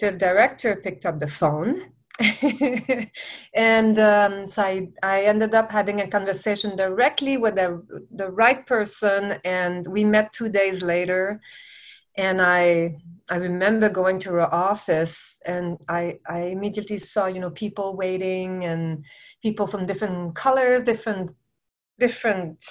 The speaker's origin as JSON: {"language": "English", "town": "Montreal", "region": "Quebec", "country": "Canada", "moved": "as an adult", "lives_now": "Los Angeles, United States", "said": "I'm originally from Montreal. I'm from Quebec. And so when I moved to the United States"}